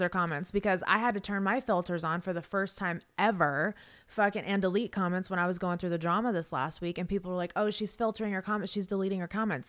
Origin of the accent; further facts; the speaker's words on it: Las Vegas, Nevada, United States; moved away; I'm from Vegas. I actually grew up there